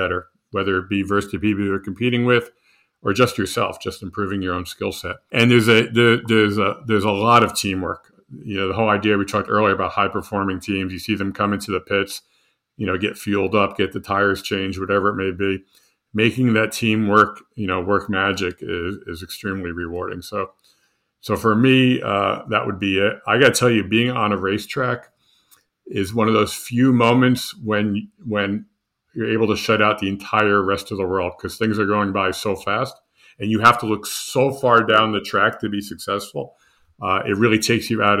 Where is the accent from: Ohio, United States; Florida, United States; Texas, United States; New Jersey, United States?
New Jersey, United States; moved away as an adult; I grew up in New Jersey